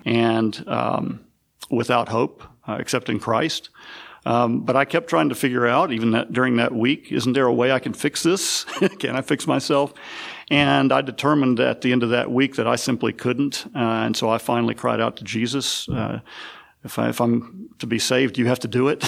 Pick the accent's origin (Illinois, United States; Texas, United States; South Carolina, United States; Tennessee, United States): Tennessee, United States; West; also born or lived in South Mississippi / Northwest Florida; now in Chattanooga, United States; grew up mostly in West Tennessee